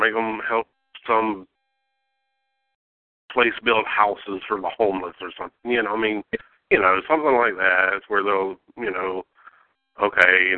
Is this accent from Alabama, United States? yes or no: yes; Alabama, United States; I grew up in Alabama